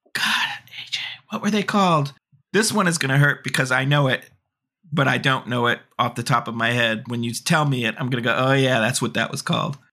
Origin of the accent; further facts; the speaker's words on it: Gilman Street area, California, United States; now in New York, United States; that is my hometown area